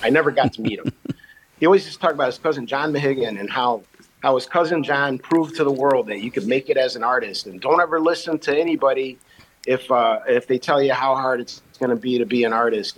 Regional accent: Chicago, Illinois, United States; I grew up in the back of the yards in Chicago. I'm from the South Side

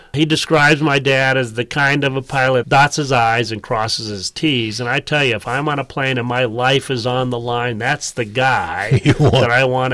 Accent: Cali, Valle del Cauca, Colombia; born there; Right. Well, I was born in Colombia.

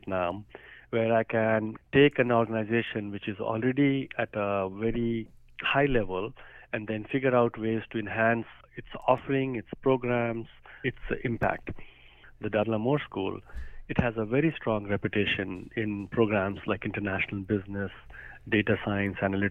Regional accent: India; moved away as an adult; now in Columbia, United States; I grew up in India. After my undergraduate, I came to America to study

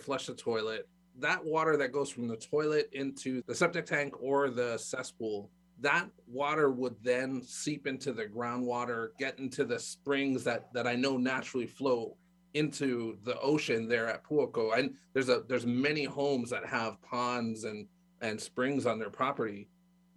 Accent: Big Island, Hawaii, United States; I grew up on the Big Island

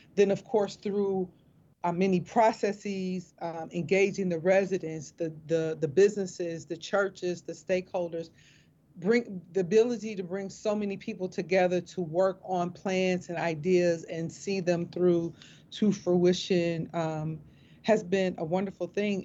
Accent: Milwaukee, Wisconsin, United States; moved away as an adult; also born or lived in Philadelphia; I am born and raised in Milwaukee, Wisconsin

